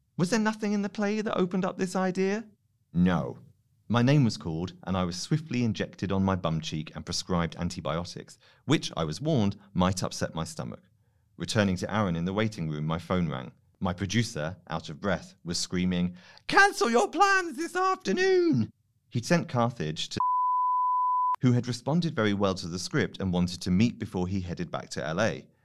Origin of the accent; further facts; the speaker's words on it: United Kingdom; I'm British